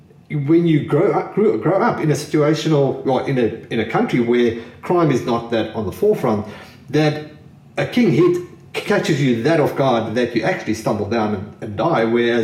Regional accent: South Africa; now in Australia; when I grew up in South Africa

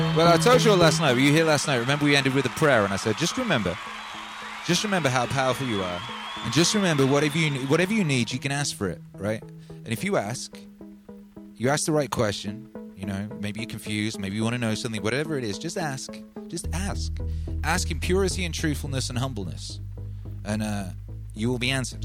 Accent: Wales, United Kingdom; also born or lived in London; now in Texas, United States; where I grew up in Wales

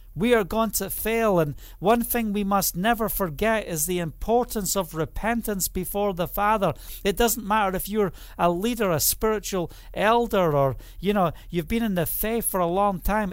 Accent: Scotland, United Kingdom; now in Israel; I'm also Scottish

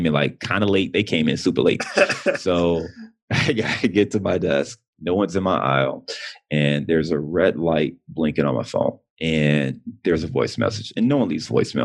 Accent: Cleveland, Ohio, United States; moved away as an adult; also born or lived in Detroit / Chicago; now in Cincinnati, United States; Cleveland is, I'm born and raised in Cleveland. I live in Cincinnati, but Cleveland is where my heart is.

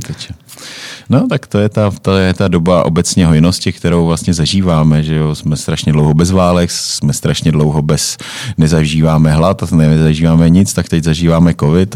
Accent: Czechia; žijeme tady v té naší republice banánový

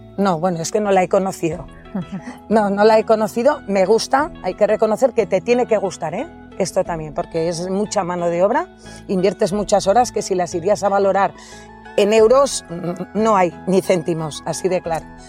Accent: Villatuerta, Navarre, Spain; moved away as an adult; also born or lived in Cirauqui; en mi pueblo, Villatorta. Llegué a Cirauqui, que me casé y fui ahí.

